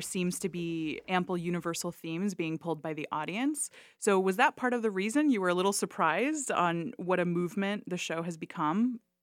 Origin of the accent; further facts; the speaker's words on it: Florida, United States; I am from Florida